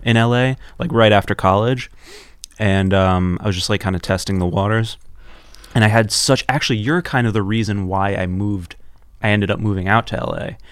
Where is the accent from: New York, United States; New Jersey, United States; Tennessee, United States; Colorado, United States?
New York, United States; New York City; also born or lived in Los Angeles; I was born and raised in Union Square